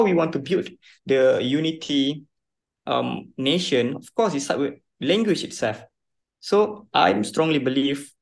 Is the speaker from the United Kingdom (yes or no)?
no; Malaysia; back here in Malaysia, as a Malaysian, Bahasa Melayu is our, we call as a national language